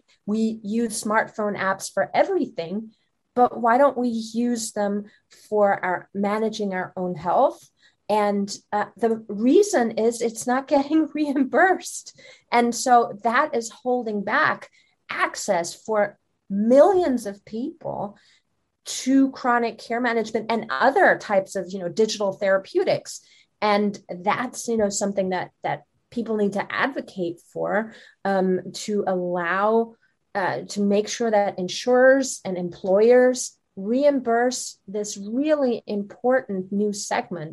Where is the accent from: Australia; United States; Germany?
Germany; moved away; I'm originally from Germany and my husband is Swiss